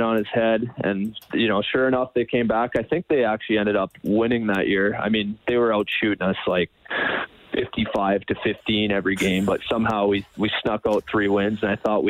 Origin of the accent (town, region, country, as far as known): Canada; born or raised there